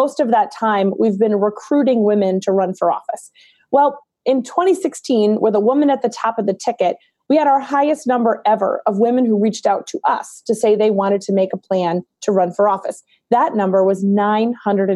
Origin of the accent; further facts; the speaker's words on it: Maine, United States; my home state of Maine